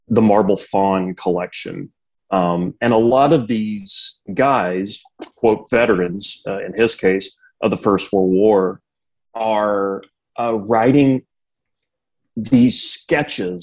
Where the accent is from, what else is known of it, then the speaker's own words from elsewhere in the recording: Seminole County, Oklahoma, United States; moved away; I'm originally from Oklahoma, from a little county, Seminole County. Grew up on a cattle ranch there